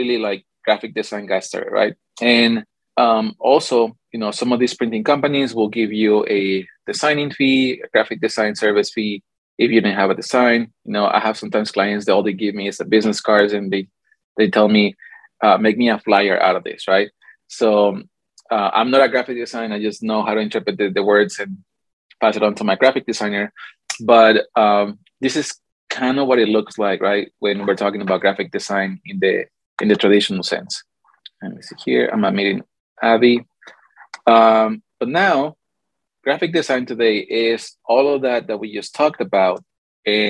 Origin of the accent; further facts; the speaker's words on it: Mexico City, Mexico; also born or lived in California; now in Arizona, United States; I'm Mexican. So as you can see, like I put it on my points, I was born in California, grew up in Mexico City, then moved to Arizona, and I've been here for almost 10 years